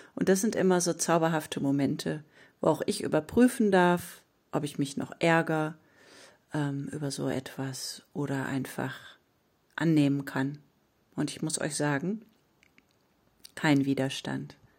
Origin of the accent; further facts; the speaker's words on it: Ruhr area, North Rhine-Westphalia, Germany; bei uns im Ruhrpott sagt man selbst in Schuld